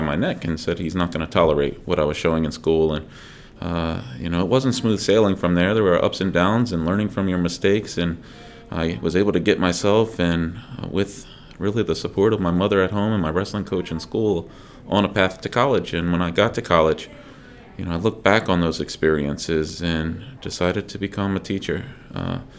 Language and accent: English; Dover, Delaware, United States; I grew up in Dover, Delaware